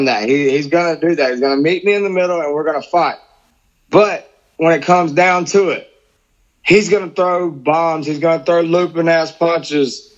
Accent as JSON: {"language": "English", "town": "Biloxi", "region": "Mississippi", "country": "United States", "tie": "born or raised there", "said": "this is in my hometown"}